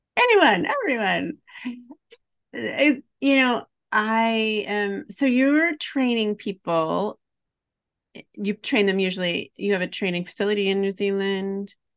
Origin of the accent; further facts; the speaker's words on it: Highland, Illinois, United States; I'm from Highland, Illinois